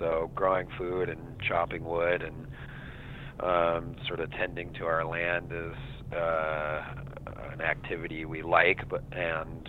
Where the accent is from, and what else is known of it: Santa Fe, New Mexico, United States; born or raised there; also born or lived in East Coast / West Coast; now in Vashon, United States